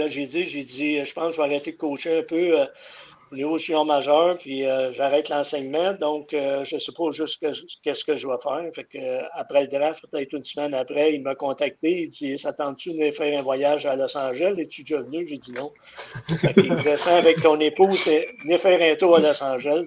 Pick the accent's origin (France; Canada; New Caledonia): Canada; Drummondville, Quebec; je suis originaire de Drummondville.